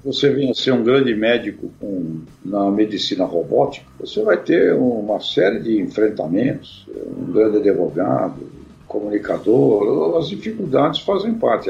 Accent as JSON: {"language": "Portuguese", "town": "Santos", "region": "São Paulo", "country": "Brazil", "tie": "born or raised there", "said": "eu nasci em Santos, né, e tive uma, uma infância bastante complicada"}